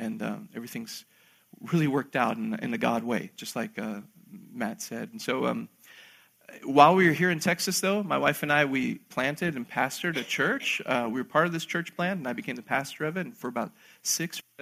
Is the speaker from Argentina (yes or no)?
yes; Argentina; I was born in Argentina myself